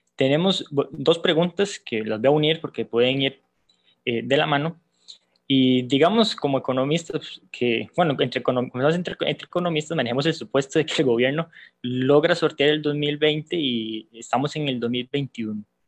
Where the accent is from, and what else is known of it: Costa Rica